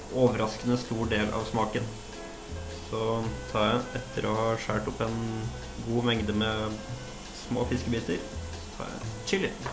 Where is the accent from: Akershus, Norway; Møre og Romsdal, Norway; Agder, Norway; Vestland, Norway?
Møre og Romsdal, Norway; Molde; jeg kommer jo fra Molde